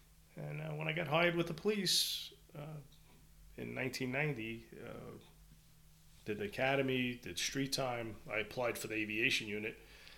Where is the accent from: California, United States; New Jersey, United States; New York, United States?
New York, United States; Brooklyn; You know, street fights growing up in Brooklyn were normal.